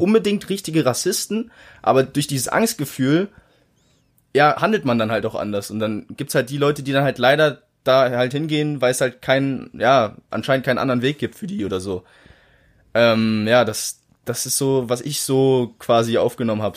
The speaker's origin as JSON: {"language": "German", "country": "Germany", "tie": "born or raised there", "said": "ich bin halt seit 19, 18 Jahren bin ich hier in Deutschland aufgewachsen"}